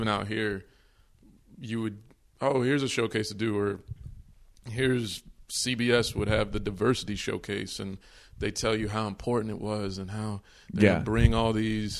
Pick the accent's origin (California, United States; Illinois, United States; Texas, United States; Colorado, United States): Texas, United States; also born or lived in New York; I was born in New York, but I grew up in Texas